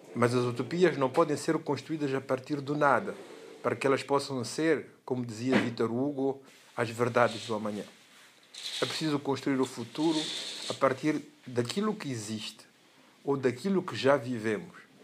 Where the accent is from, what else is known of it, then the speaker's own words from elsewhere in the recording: Mozambique; ao nosso viver juntos como moçambicanos